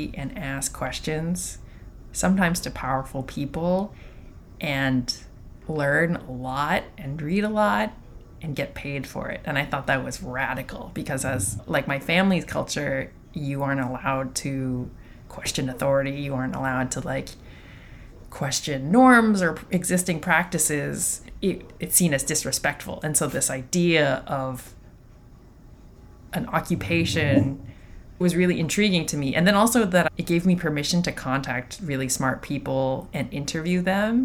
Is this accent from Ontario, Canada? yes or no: yes; Toronto, Ontario, Canada; I was born and raised in Toronto